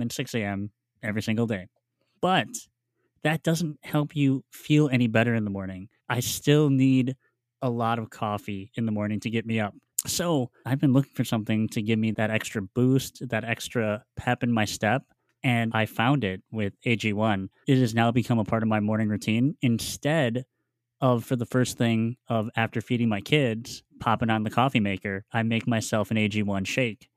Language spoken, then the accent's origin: English; Midwest, United States; now in Milwaukee, United States; I'm in I'm in Milwaukee, Wisconsin. So I, you know, born and raised Midwest